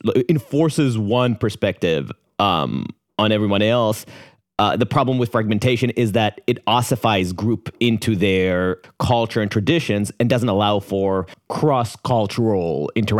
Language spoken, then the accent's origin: English; Jerusalem, Jerusalem District, Israel; I was raised in Jerusalem, and in Jerusalem we experienced the cultural status quoism between secular and religious authority